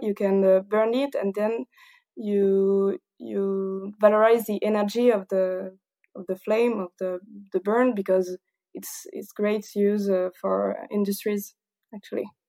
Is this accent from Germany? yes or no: no; south of France, France; English is a second language; also born or lived in Paris; I'm not quite from Paris, but from the south of France, so maybe my accent is quite dif-, is a little bit different